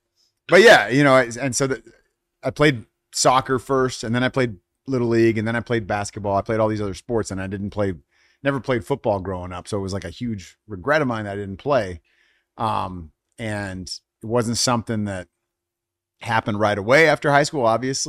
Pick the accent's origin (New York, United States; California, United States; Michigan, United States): California, United States; El Cerrito; I grew up in the San Francisco Bay, in a town called El Cerrito. Most of my life there. I mean, I've lived in a lot of different places, a few different places in the Bay as well. But El Cerrito, which is right between Berkeley and Richmond.